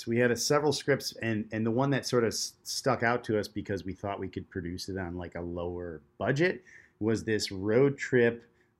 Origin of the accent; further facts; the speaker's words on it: Detroit, Michigan, United States; Our origin story, just to dive into it a little bit. We grew up in Detroit, Michigan.